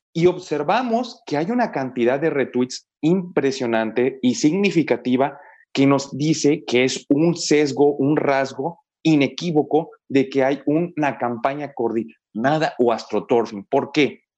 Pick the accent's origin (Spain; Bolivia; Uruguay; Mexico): Mexico; los que somos mexicanos